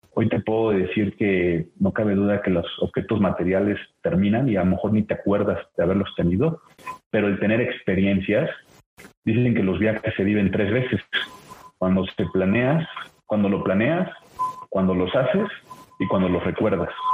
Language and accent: Spanish; Puebla, Mexico; soy poblano